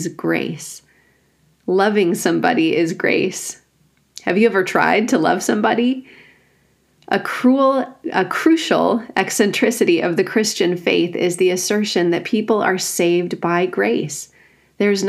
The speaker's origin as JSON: {"language": "English", "region": "rural Wisconsin", "country": "United States", "tie": "born or raised there", "said": "I grew up in the Evangelical Free Church in rural Wisconsin"}